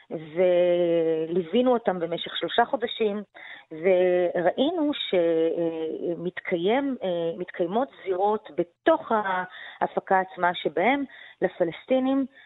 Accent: Tel Aviv, Tel Aviv District, Israel; אני האשכנזיה מתל

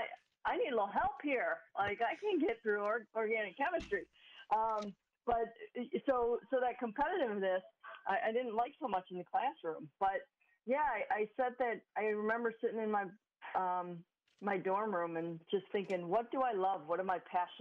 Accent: Euclid, Ohio, United States; I grew up in Euclid, Ohio, little suburb of Cleveland

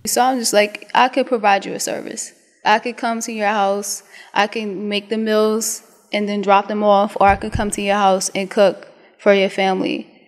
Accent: New York City, New York, United States; moved away as an adult; also born or lived in DMV; I'm from Brooklyn, Brooklyn, New York

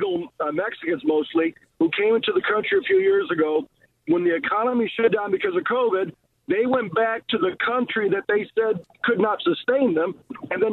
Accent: Cuba; now in United States; I'm Cuban-born, but I'm an American citizen

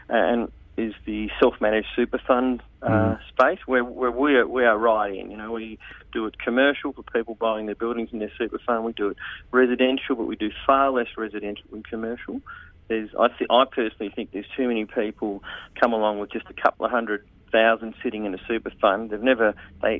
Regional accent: Sydney, New South Wales, Australia; I'm from Sydney as well.

